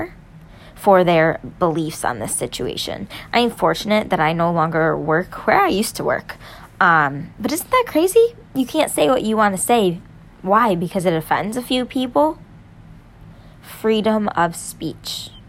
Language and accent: English; New York, United States; I'm a New Yorker, okay? I'm a conservative in New York